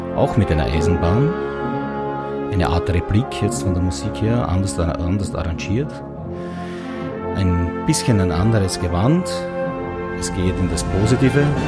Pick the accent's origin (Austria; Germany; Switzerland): Austria; der Semmering-Bass, der eigentlich in der Nähe meiner Heimat liegt, zwischen Niederösterreich und der Steiermark das Grenzgebirge bildet